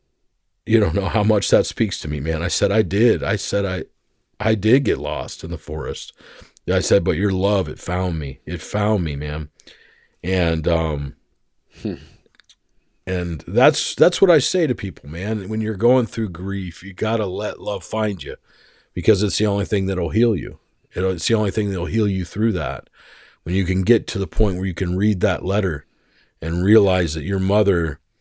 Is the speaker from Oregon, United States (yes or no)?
no; Arizona, United States; I grew up in Arizona for most of my life.